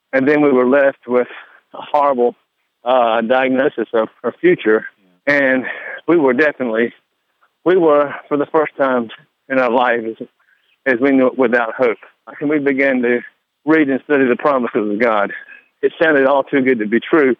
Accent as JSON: {"language": "English", "town": "High Point", "region": "North Carolina", "country": "United States", "tie": "born or raised there", "said": "I ended up going back to my hometown of High Point"}